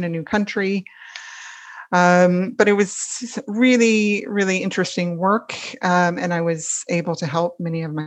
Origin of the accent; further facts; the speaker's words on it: Kentucky, United States; moved away as an adult; also born or lived in El Salvador; I grew up in Kentucky, and my dad was a professor of history and politics